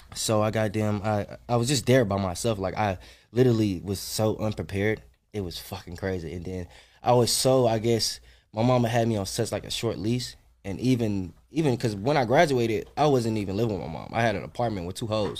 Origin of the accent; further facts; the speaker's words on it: North Carolina, United States; moved away as an adult; also born or lived in Atlanta / Nashville; I ain't lived in North Carolina in a minute